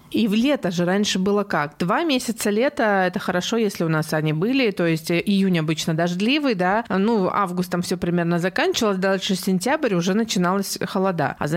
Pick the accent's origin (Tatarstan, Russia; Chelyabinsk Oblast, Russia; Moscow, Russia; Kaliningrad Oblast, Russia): Kaliningrad Oblast, Russia; Kaliningrad; Я местная, местная, да. Да, а, местная. Родилась здесь, выросла здесь и как-то никуда никогда не переезжала.